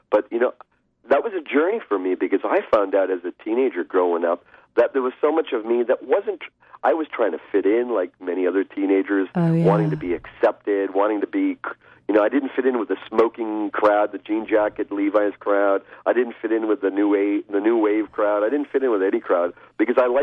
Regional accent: Canada; I'm of Indian descent, raised in Canada, mm-hmm. hence I don't have an Indian accent

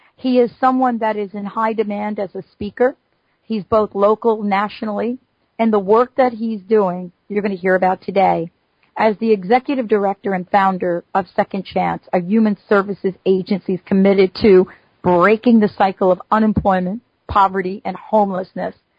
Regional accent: New York City, New York, United States; I grew up in the Bronx in New York City

